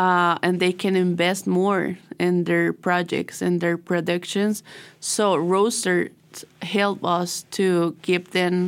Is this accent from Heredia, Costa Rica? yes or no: no; San Pedro, San José, Costa Rica; born or raised there; English is a second language